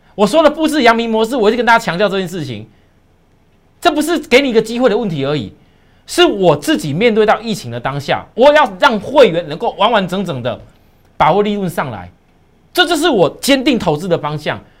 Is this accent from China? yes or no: no; Taiwan; 我们台湾人